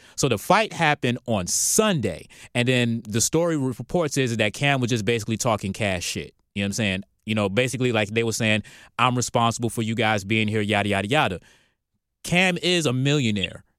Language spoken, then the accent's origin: English; Norfolk, Virginia, United States; now in Atlanta, United States; we're from Norfolk